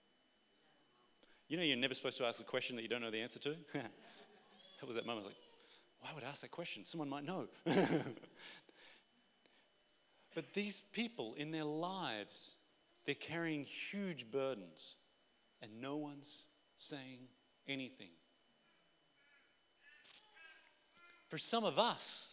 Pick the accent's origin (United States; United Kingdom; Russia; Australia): Australia; we're Australian